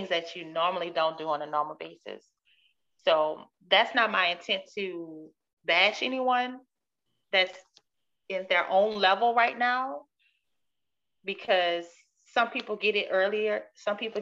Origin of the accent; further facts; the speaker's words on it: New Orleans, Louisiana, United States; moved away; growing up in the New Orleans culture.